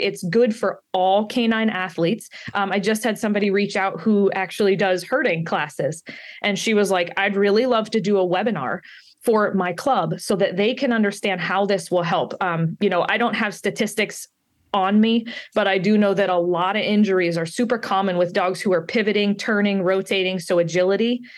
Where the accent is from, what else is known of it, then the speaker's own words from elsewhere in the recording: Pittsburgh, Pennsylvania, United States; also born or lived in down south; now in Maine, United States; I'm from Pittsburgh, Pennsylvania in the United States, so I'm not local to Maine